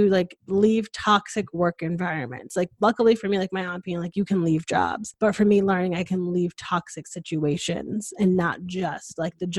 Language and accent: English; Connecticut, United States; moved away as an adult; now in Austin, United States; was born and raised in Connecticut, went to college in Connecticut, and then, you know, I was introduced to the Austin life and I moved here